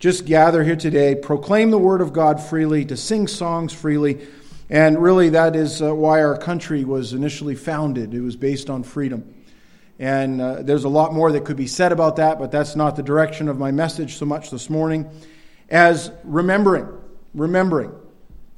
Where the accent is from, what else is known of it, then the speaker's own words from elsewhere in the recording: Northern Maine, United States; growing up in Northern Maine